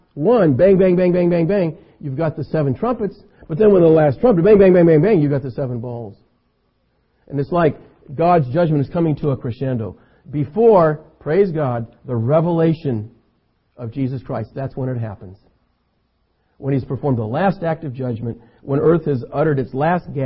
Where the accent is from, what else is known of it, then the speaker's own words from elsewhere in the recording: California, United States; I'm an American, I'm a Californian